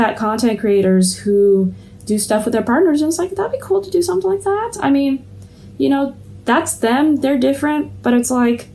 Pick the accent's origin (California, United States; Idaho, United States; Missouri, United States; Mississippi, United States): California, United States; Los Angeles; moved away as an adult; also born or lived in Yantai; now in Shenzhen, China; I am originally from Los Angeles in the US